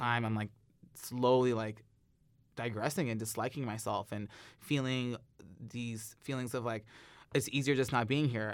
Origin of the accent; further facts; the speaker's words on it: St. Ann, Missouri, United States; I grew up in North County, Saint Ann